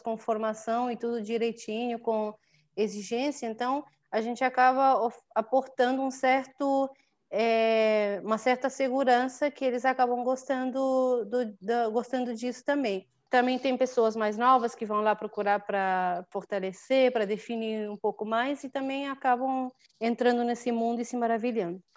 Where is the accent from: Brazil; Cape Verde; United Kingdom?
Cape Verde; São Vicente; moved away as an adult; now in Praia, Cape Verde; eu abri primeiro lá em São Vicente, que é a minha ilha natal